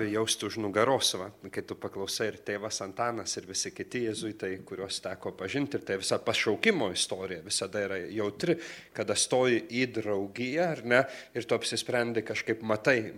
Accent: Klaipėda, Klaipėda County, Lithuania; Aš iš kur ateinu? Iš Klaipėdos. Ir, ir ten parapija labai nuostabi ir veikli parapija buvo. Sakyčiau, mes visą laiką didžiuodavomės tokia jaunimas, kuris ten augome, o aš esu iš Klaipėdos Švento Juozapo darbininko parapijos.

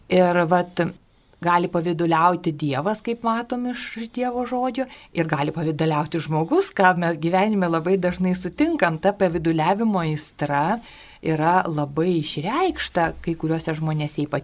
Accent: Lithuania; mes lietuviai

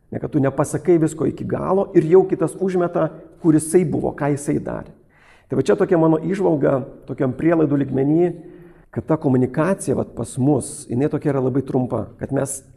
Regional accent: Lithuania; Jis buvo vokietis, aš esu lietuvis

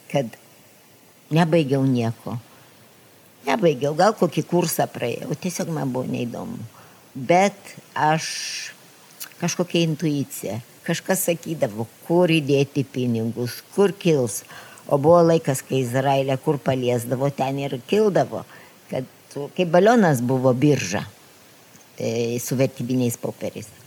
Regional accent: Lithuania; moved away as an adult; now in Israel; bet aš esu iš Lietuvos, kuri yra okupuota.

